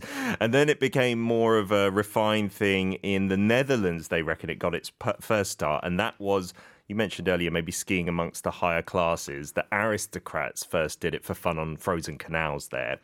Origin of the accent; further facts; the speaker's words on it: United Kingdom; As a Brit